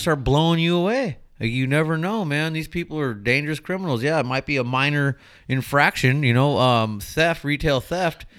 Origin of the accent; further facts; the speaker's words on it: Mira Loma, California, United States; I grew up in the Inland Empire. I grew up in Miraloma.